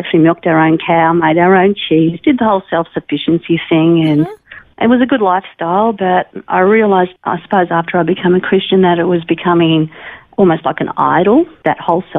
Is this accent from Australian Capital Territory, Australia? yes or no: no; Melbourne, Victoria, Australia; moved away as an adult; also born or lived in Geelong, Victoria; now in Alice Springs, Australia; I was actually born in Melbourne.